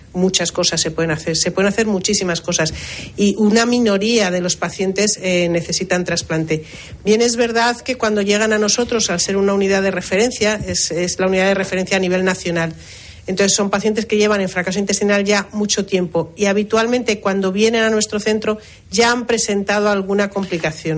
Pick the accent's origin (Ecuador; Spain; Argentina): Spain; Tenerife, Canary Islands